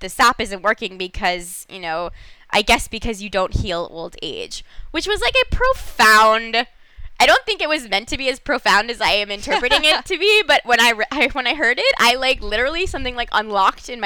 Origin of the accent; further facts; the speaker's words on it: Los Angeles, California, United States; I'm from Los Angeles